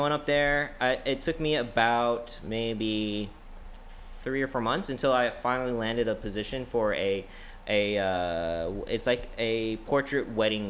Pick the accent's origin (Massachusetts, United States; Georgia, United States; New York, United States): New York, United States; And I thought, since I was originally from New York and I was so accustomed and comfortable going there every twice a year because my family's still up there.